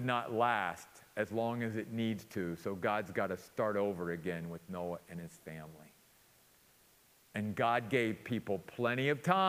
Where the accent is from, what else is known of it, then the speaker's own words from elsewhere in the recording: Western Maryland, United States; growing up in my little hometown in Western Maryland, up in the mountains of Western Maryland